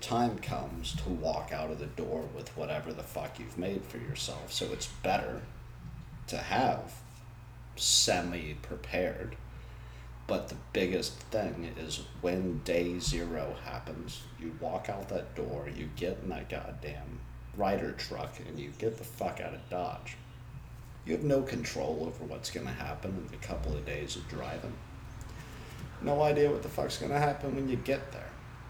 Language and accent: English; South East England, United Kingdom; born there; I was born in Oxfordshire.